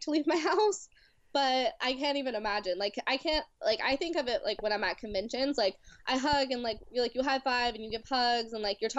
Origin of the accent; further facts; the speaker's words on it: Louisiana, United States; moved away as an adult; now in California, United States; I grew up in Louisiana, where we were part of this, like, super crazy, like, culty thing